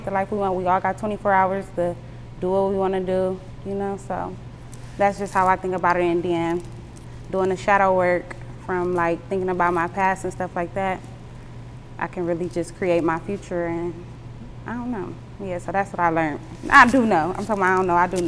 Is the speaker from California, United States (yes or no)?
no; Monroe, Michigan, United States; also born or lived in Toledo, Ohio; I was born in Toledo, and I basically grew up in between Toledo and Detroit in a small town called Monroe, Michigan